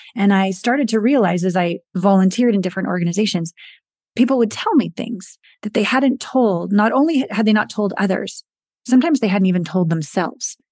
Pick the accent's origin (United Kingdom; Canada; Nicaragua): Canada; British Columbia; moved away as an adult; also born or lived in Hollywood / Japan / New York; I'm Canadian, small town Canadian girl from British Columbia